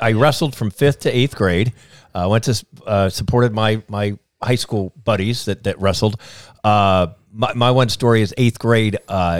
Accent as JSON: {"language": "English", "region": "Indiana", "country": "United States", "tie": "born or raised there", "said": "growing up in Indiana"}